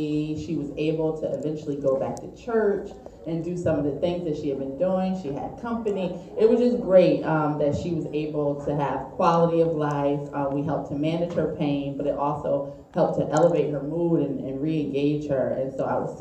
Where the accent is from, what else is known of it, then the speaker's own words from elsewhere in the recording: New Haven, Connecticut, United States; I'm from New Haven, Connecticut. So I'm your neighbor, you Massachusetts folks.